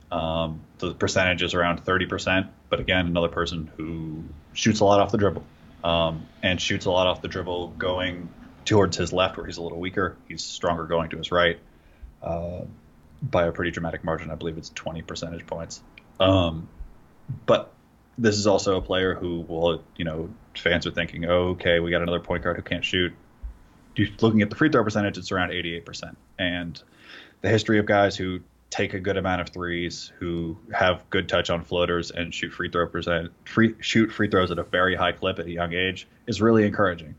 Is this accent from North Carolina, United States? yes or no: no; California, United States; I grew up in California